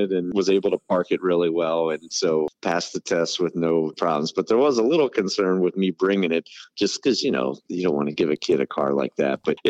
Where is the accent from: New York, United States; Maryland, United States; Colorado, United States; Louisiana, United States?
Maryland, United States; moved away; So for me, Maryland is home. That's where I was born, raised, and grew up.